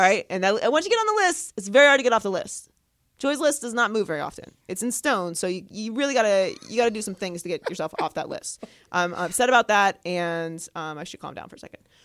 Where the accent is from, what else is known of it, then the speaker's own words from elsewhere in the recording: Pittsburgh, Pennsylvania, United States; moved away; I grew up in Pittsburgh, Pennsylvania